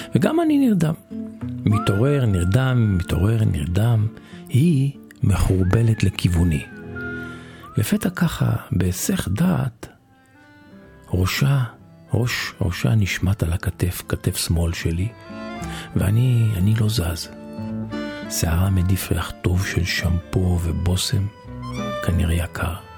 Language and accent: Hebrew; Israel; אני מישראל